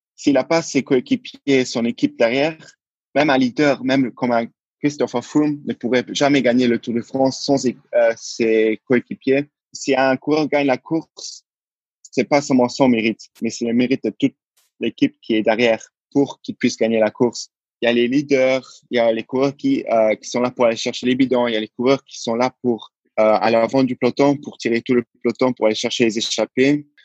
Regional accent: Luxembourg; je suis né au Luxembourg. Donc, mais euh, au début, je n'avais pas la nationalité luxembourgeoise, alors je l'ai prise. Et depuis, je, depuis ma naissance jusqu'à mes 21 ans, euh, je vis au Luxembourg.

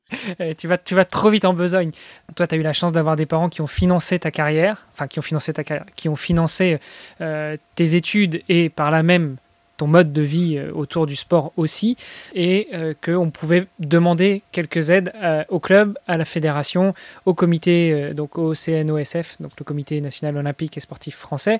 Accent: France; je suis français

